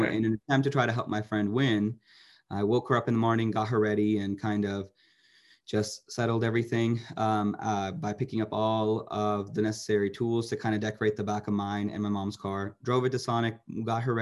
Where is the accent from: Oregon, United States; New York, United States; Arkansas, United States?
Arkansas, United States; Central; I'm already from the Central Arkansas area